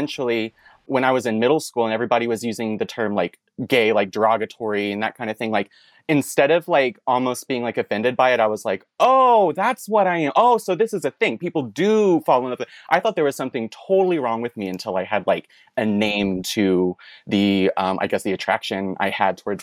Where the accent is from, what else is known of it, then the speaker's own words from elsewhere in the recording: East Tennessee, United States; moved away as an adult; also born or lived in Atlanta, Georgia; now in San Jose, United States; I am originally from East Tennessee. I know you're from West Tennessee, but like I grew up there. I did high school out in East Tennessee